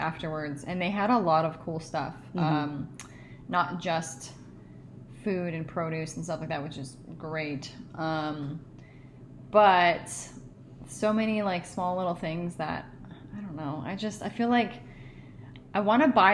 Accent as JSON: {"language": "English", "town": "Seattle", "region": "Washington", "country": "United States", "moved": "yes", "said": "I'm originally from Seattle"}